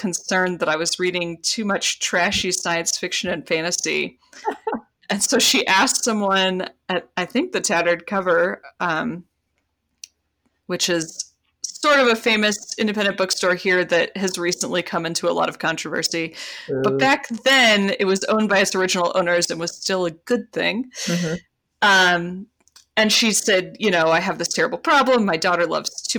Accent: Colorado, United States; my family is from Arizona, but I grew up in Colorado

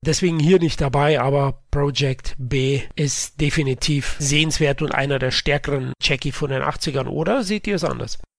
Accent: Bavaria, Germany; accent: Bavarian; meinem bayerischen Dialekt

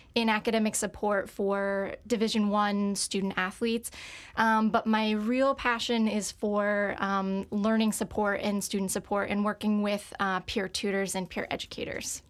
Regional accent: Bridgewater, Connecticut, United States; moved away; I'm from Connecticut, um, born and raised in a town called Bridgewater.

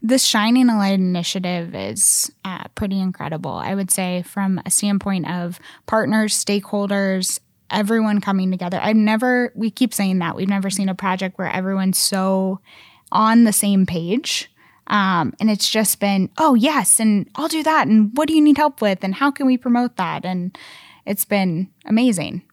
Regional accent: Columbus, Ohio, United States; moved away as an adult; now in Indianapolis, United States; I'm originally from Columbus, Ohio

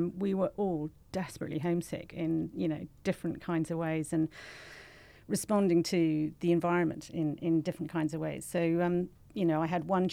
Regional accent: Ireland; moved away as an adult; also born or lived in United Kingdom; now in Singapore; I'm Irish

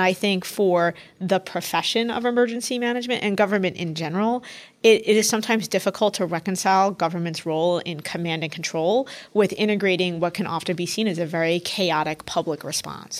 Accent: New York City, New York, United States; also born or lived in Washington, D.C. / Philadelphia; I grew up in New York City. My parents still live here

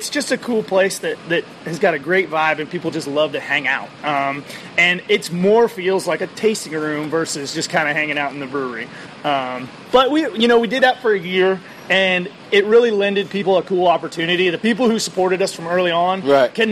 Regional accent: California, United States; Well, I'm, I'm here from California and I can go and buy a pilot or a flight.

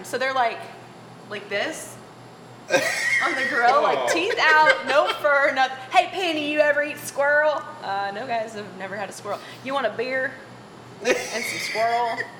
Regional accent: California, United States; I'm from Southern California. I've never eaten squirrel before.

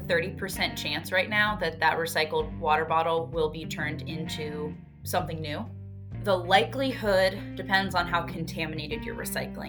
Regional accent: North Carolina, United States; also born or lived in Rhode Island / New Hampshire; now in Massachusetts, United States; I've lived in a handful of different states, and I'm originally from North Carolina.

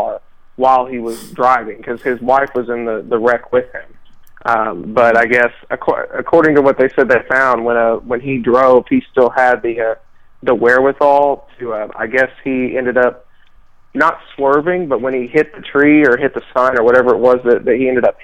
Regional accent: Texas, United States; it was in my home state

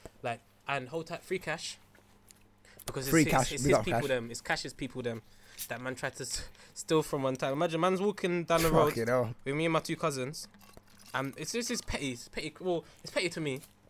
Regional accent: London, United Kingdom; Because I grew up in Stamford Hill.

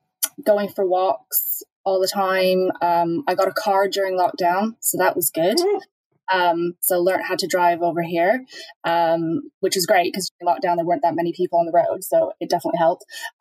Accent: Norwich, East of England, United Kingdom; also born or lived in Canada; I think I'm originally from Norwich and then living in Canada for over 20 years.

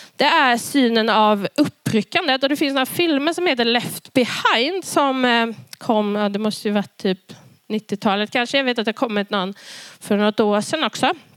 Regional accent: Karlskrona, Blekinge, Sweden; jag växte upp i Karlskrona i Pingstkyrkan

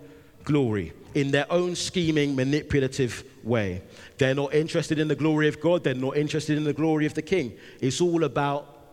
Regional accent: London, United Kingdom; I'm from London

